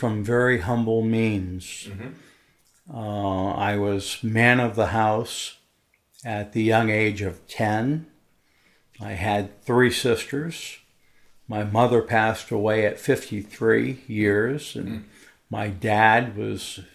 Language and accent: English; Maine, United States; also born or lived in Washington, D.C.; I was born in Washington, D.C., and at a young age moved to Maine, mm-hmm. went through high school in Maine